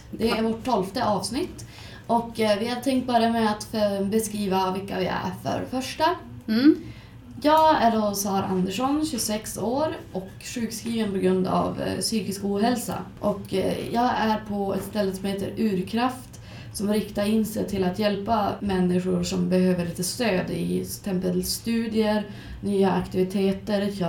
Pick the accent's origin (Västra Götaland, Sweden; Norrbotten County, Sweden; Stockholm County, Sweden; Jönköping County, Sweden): Norrbotten County, Sweden; Arvidsjaur; now in Ursviken, Sweden; bor i Ursviken kommer ju egentligen inte från Skellefteå utan jag flyttade hit från Arvidsjaur 85 faktiskt.